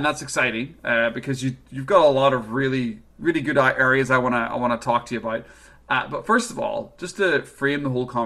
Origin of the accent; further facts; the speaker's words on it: Northern Ireland, United Kingdom; now in Vancouver, Canada; I'm over in Vancouver, obviously, and come from Northern Ireland